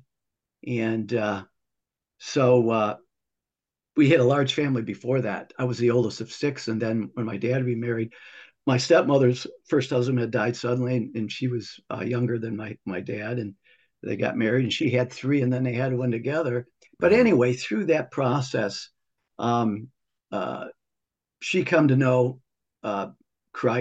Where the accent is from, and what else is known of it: Toledo, Ohio, United States; born or raised there